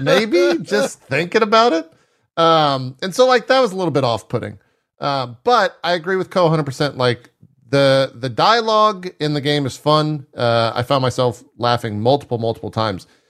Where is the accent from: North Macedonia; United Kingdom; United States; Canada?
United States; South Texas; growing up in South Texas